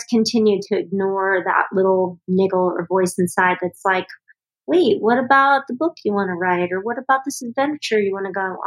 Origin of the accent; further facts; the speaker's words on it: Los Angeles, California, United States; moved away as an adult; now in Colorado, United States; So I lived in LA through high school and then Northern California after that. I moved to Colorado in 1990